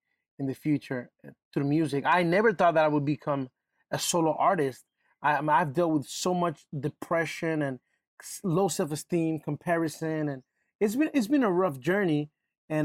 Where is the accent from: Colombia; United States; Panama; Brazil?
Panama; We're from Panama